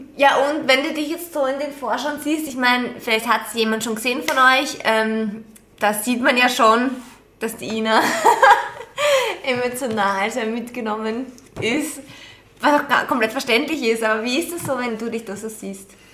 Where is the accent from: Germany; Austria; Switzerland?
Austria; bei uns in Österreich